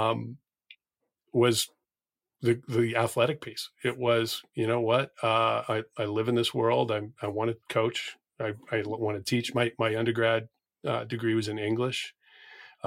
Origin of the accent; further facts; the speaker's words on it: New England, United States; I'm from New England